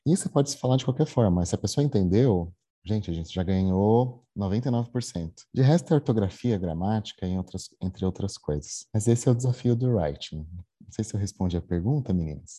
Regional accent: Jandira, São Paulo, Brazil; moved away as an adult; also born or lived in Osasco; now in Belo Horizonte, Brazil; não sou mineiro, sou paulista, jandirense. Né? Nasci em, nasci em Osasco, mas morei sempre em Jandira com meus pais. Eu mudei para BH para trabalhar na Localiza

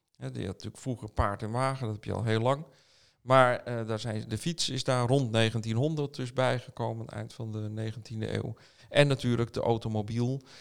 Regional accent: Amsterdam, North Holland, Netherlands; mijn geboortestad wilde ik werken. Dat is Amsterdam.

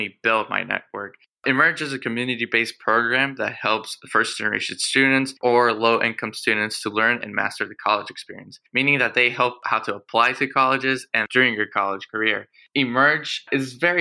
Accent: Houston, Texas, United States; I was born and raised here in Houston, Texas.

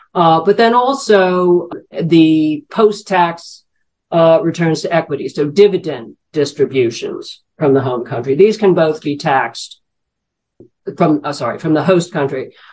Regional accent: New York, United States; working as a financial journalist in New York, my hometown

